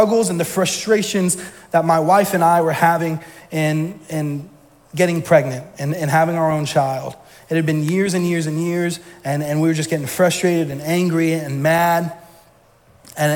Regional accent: Georgia, United States; moved away as an adult; now in Maine, United States; I'm from Georgia. For those that don't know, all my family's still down there.

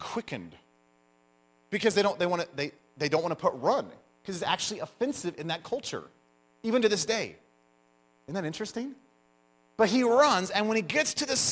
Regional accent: United States; I'm American

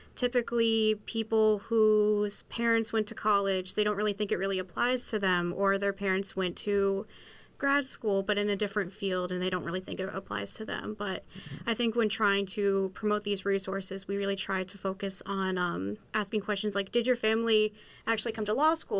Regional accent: Western Massachusetts, United States; I'm originally from Western Massachusetts

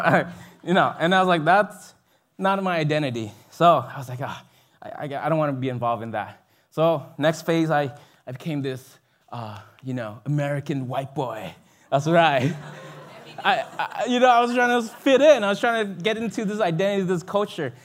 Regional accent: Binh Duong, Vietnam; moved away; I grew up there in South Vietnam, in a city called Bình Dương.

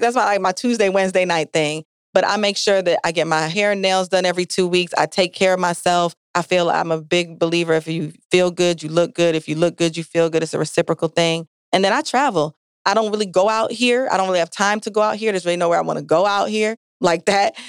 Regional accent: Jamaica; now in Milwaukee, United States; I'm Jamaican

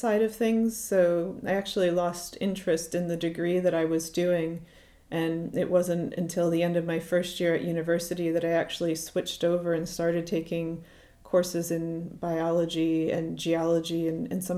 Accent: Connecticut, United States; moved away as an adult; now in Glasgow, United Kingdom; I grew up in Connecticut in the US, so the Northeast Coast

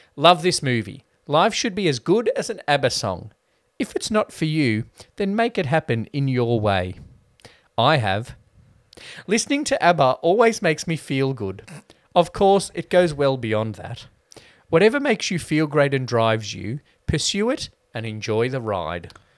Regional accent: Australia; I have nostalgia for how Aussie life was in the nineties

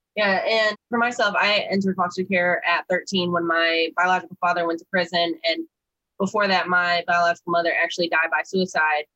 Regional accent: Flint, Michigan, United States; moved away; I'm from Flint, Michigan. And so I wanted to go back where I was from. I had like this regret and all these negative feelings of being taken away from there.

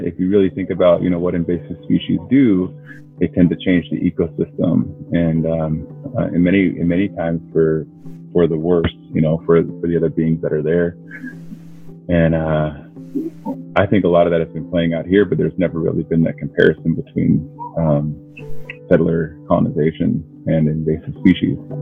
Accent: Keweenaw Bay Indian Community, Michigan, United States; I'm from the Keweenaw Bay Indian community

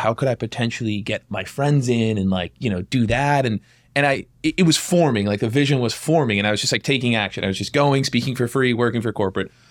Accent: Massachusetts, United States; I was born and raised in Massachusetts.

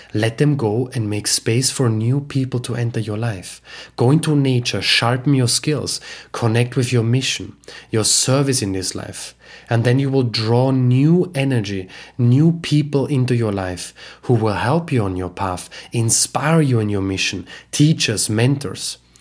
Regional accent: Austria; moved away; my home country, Austria

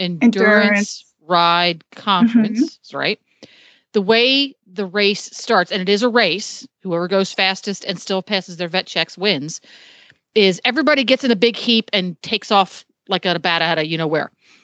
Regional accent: Eastern Seaboard, United States; now in Ocala, United States; I grew up on the Eastern Seaboard where there just weren't as many horses.

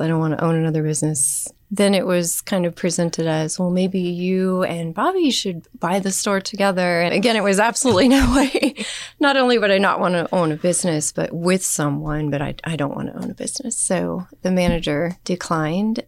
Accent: Wamego, Kansas, United States; also born or lived in Manhattan, Kansas; I grew up in Wamego

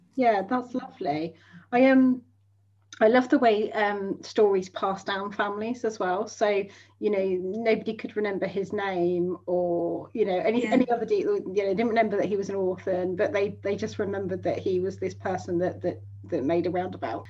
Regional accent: southern England, United Kingdom; I'm a real southern fairy.

